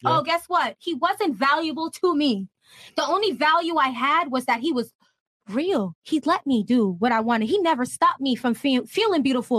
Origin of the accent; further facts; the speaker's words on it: Parkland, Florida, United States; I grew up in Parkland. I graduated from Douglas.